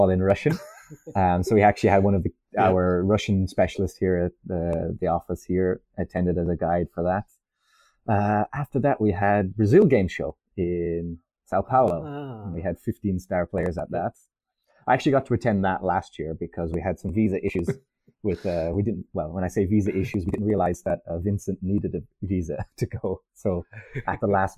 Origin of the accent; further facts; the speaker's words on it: Ireland; also born or lived in France; I'm Irish